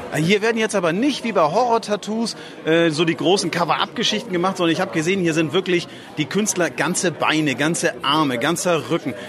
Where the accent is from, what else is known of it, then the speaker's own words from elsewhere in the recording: Flensburg, Schleswig-Holstein, Germany; unsere Heimatstadt Flensburg